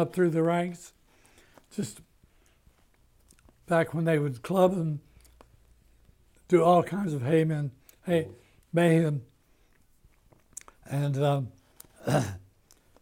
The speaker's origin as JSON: {"language": "English", "region": "Florida", "country": "United States", "tie": "born or raised there", "also_born_or_lived": "Ozarks", "moved": "yes", "said": "I was born there in Florida at the journalism school."}